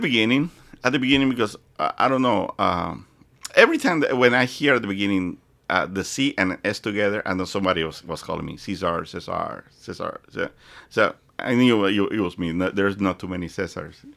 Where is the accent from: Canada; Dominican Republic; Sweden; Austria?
Dominican Republic; born or raised there; English is a second language; moved away as an adult; also born or lived in Puerto Rico / Fort Lauderdale; now in United States